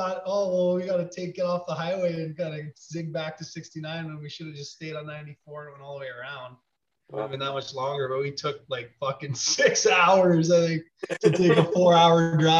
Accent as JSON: {"language": "English", "town": "Tavistock", "region": "Ontario", "country": "Canada", "tie": "born or raised there", "also_born_or_lived": "Kalamazoo, Michigan", "said": "I'm living in Tavistock, Ontario, actually, my hometown."}